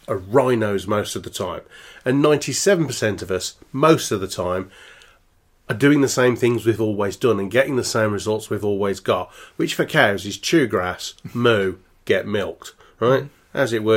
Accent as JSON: {"language": "English", "town": "Birmingham", "region": "West Midlands", "country": "United Kingdom", "said": "I'm from Birmingham."}